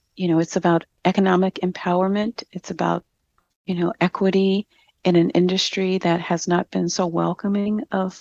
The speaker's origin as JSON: {"language": "English", "town": "Chicago", "region": "Illinois", "country": "United States", "tie": "born or raised there", "said": "growing up in Chicago"}